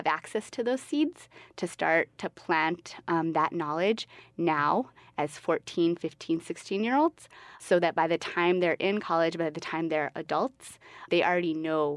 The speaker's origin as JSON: {"language": "English", "town": "Albuquerque", "region": "New Mexico", "country": "United States", "tie": "born or raised there", "said": "I'm originally from Albuquerque. I'm from the West Side. I went to John Adams Middle School, and I went to West Mesa High School"}